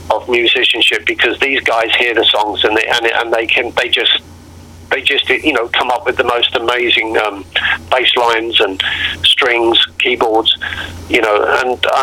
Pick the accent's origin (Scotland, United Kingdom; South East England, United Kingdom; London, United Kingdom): London, United Kingdom; moved away; I've been here for 24 years, um, and I was born and bred in London. And I, will be honest, my uh, Michael, um, my accent is just mellowed a little bit.